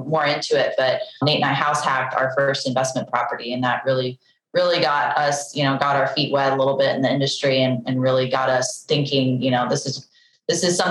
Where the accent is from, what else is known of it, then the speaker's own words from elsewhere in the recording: Boise, Idaho, United States; moved away as an adult; also born or lived in Georgia / Utah; I grew up in Boise, Idaho